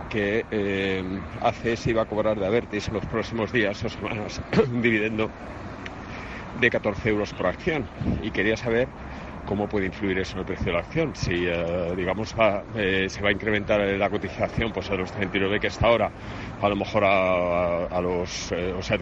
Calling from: Madrid, Community of Madrid, Spain; Sí, hola, soy … de Madrid y quería preguntar a los anali

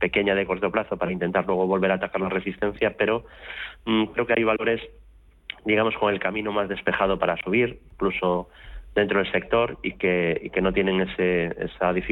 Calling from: Madrid, Community of Madrid, Spain; Buenas tardes, soy … de Madrid.

